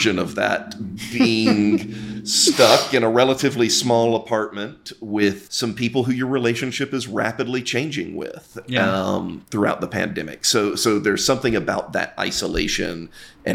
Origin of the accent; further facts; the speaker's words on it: the South, United States; now in Chicago, United States; I grew up queer in the South